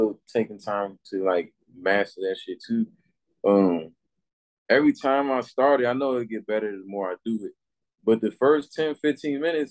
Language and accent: English; Washington, District of Columbia, United States; also born or lived in Virginia / Maryland; I definitely grew up in like DC longer as far as like going to elementary school, middle school, and high school.